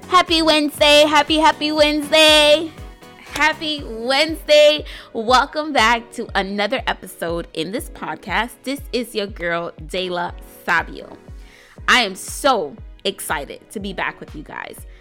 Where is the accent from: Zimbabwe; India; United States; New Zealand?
United States; New York City, New York; am an entrepreneur from New York City